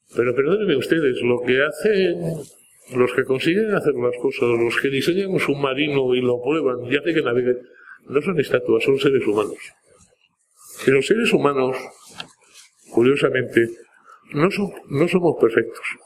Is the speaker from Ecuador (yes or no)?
no; Spain; Así somos los españoles